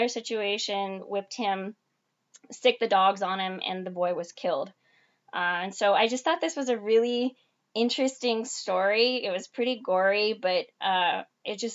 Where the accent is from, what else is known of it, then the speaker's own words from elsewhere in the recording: Venezuela; moved away; I was born in Venezuela